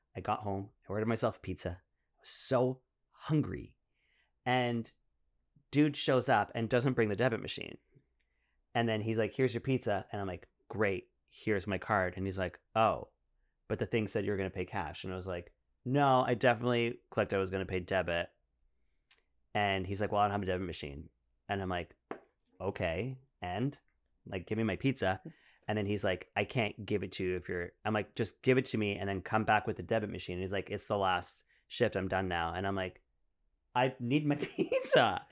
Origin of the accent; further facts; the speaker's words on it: Ottawa, Ontario, Canada; moved away; I grew up in Ottawa, so I went to, like, a completely French school.